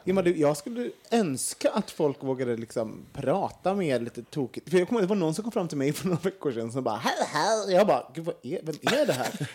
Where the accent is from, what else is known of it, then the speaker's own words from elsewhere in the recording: Sweden; som vi svenskar